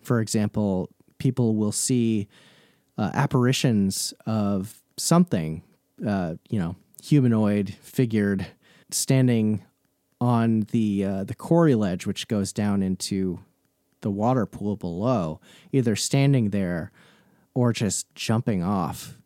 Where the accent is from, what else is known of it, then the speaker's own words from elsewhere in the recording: Vermont, United States; I grew up in in Vermont.